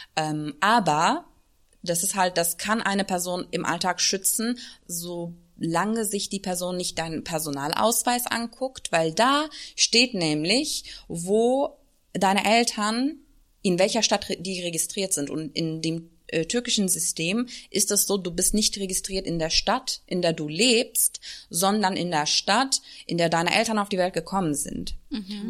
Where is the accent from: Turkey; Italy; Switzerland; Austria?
Turkey; German is a second language; now in Germany; ich bin in der Türkei äh, zur Schule gegangen